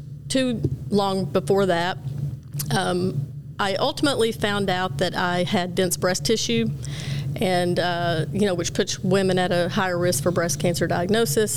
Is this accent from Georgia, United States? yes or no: no; Gainesville, Texas, United States; I'm born and raised just north of Dallas in a very small town of about 16,000 people